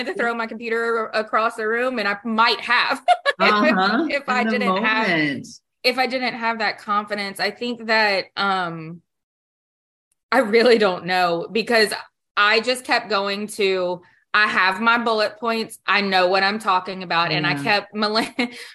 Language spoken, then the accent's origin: English; Baton Rouge, Louisiana, United States; I'm from Baton Rouge, Louisiana.